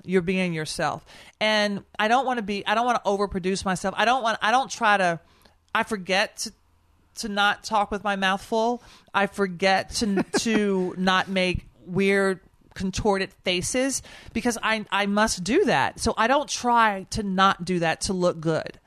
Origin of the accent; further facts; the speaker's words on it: Nashville, Tennessee, United States; also born or lived in New York; now in Washington, D.C., United States; I am from Nashville. I live in Washington, D C, and I work in New York.